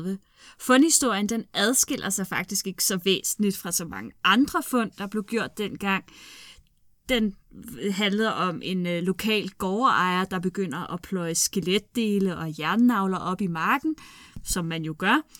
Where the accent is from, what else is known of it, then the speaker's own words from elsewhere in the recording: Glostrup, Capital Region of Denmark, Denmark; Jeg er fra Klostrup